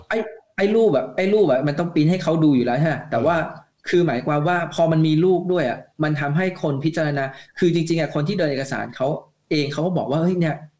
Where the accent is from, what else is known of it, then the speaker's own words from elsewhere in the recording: Thailand; moved away as an adult; now in Japan; เหมือนกับเด็กไทยทั่วๆไปอ่ะที่เราเรียนภาษาอังกฤษมาตามภาพบังคับ